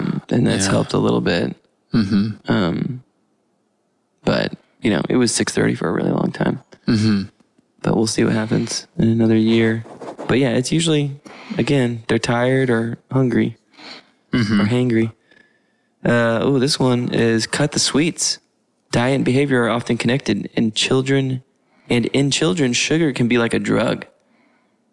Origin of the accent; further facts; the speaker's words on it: Southeast, United States; I grew up in the Southeast